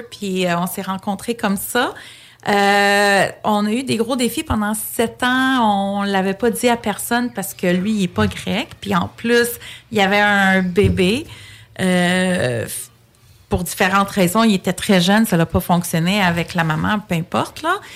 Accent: Quebec, Canada; born there; Je suis née au Québec, mais je suis d'origine grecque j'ai grandi vraiment dans une famille très, très, très traditionnelle, très grecque, old school.

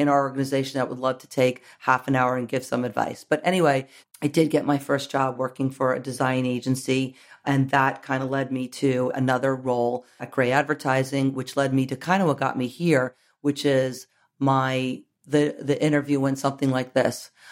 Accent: New York, United States; I grew up in New York

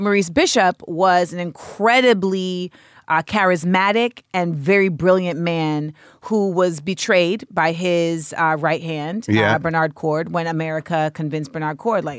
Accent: Grenada; I have everyone knows I'm from Grenada.

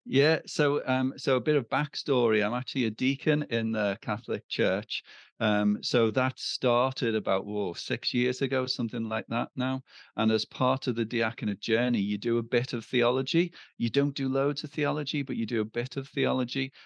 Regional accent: Liverpool, North West England, United Kingdom; I'm from Liverpool

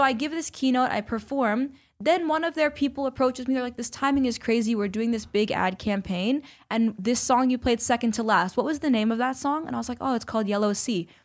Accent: New York City, New York, United States; growing up in New York City

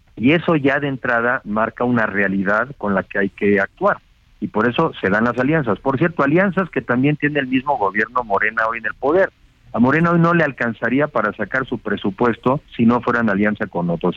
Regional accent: Mexico; como mexicanos

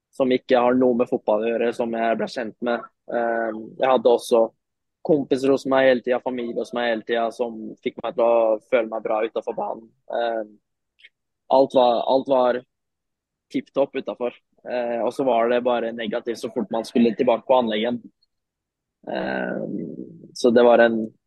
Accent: Norway; also born or lived in Turkey; now in Sofia, Bulgaria; vi er en norsk trio her nede nå.

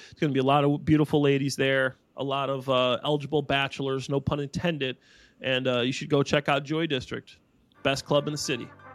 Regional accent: Dwight, Illinois, United States; I'm from Dwight, Illinois.

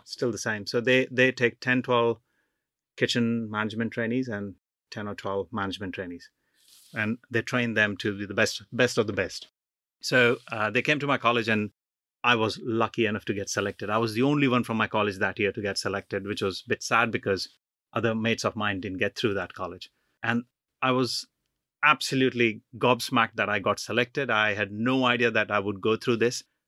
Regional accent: Jamshedpur, Jharkhand, India; moved away as an adult; also born or lived in Punjab / Chennai / Delhi; now in United Kingdom; my family comes from Punjab, North India, and I grew up in East India in Jamshedpur

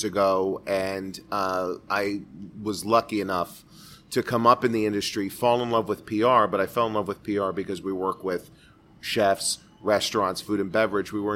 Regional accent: Miami, Florida, United States; Born and raised in Miami. Born in Miami, raised by... a family of Brooklyn Italians, half Italian, half Jewish

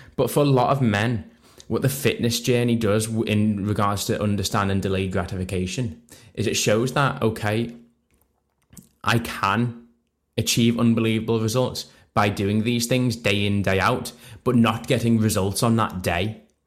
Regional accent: Liverpool, North West England, United Kingdom; So I'm not from Manchester, I'm from Liverpool myself

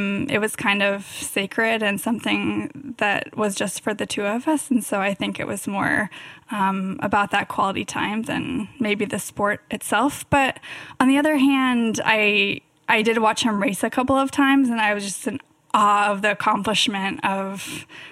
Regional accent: Davis, California, United States; I grew up in Davis, which is actually Bike City, USA

